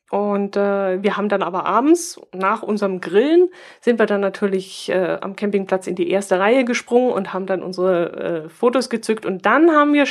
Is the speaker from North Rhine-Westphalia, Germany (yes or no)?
no; Bavaria, Germany; dass ich sage, wir sind Allgäuer und keine Bayern, was natürlich Quatsch ist, wir sind ja. natürlich Bayern.